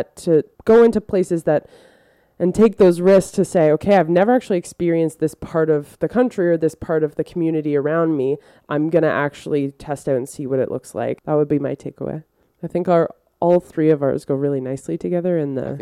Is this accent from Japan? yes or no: no; Canada; myself growing up in Canada and not being a person of color